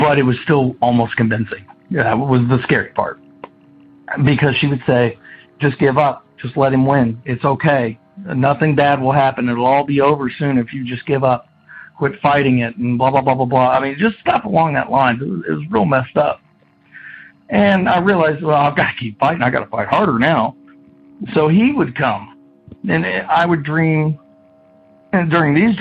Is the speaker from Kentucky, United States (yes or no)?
yes; Kentucky, United States; I'm from Kentucky